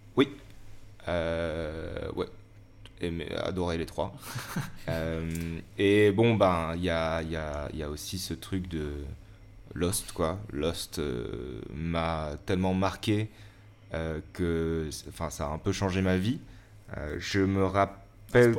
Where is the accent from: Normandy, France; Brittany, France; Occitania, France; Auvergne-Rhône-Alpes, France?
Auvergne-Rhône-Alpes, France; Valence; moved away as an adult; also born or lived in Lyon; j'ai grandi à Valence et j'ai fait une année de fac à Lyon.